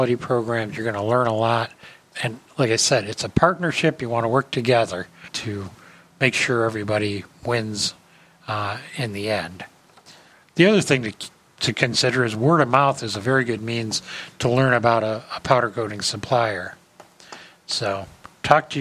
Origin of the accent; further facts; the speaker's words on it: Cleveland, Ohio, United States; I grew up in Cleveland